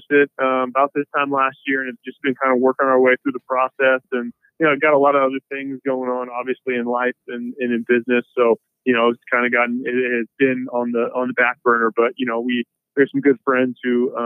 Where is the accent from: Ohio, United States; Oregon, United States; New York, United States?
Oregon, United States; Eugene; moved away as an adult; I grew up in Eugene